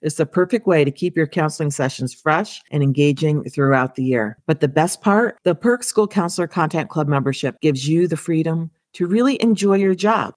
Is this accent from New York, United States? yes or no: yes; upstate New York, United States; I'm from upstate New York, and where I live, there's more cows than there are people.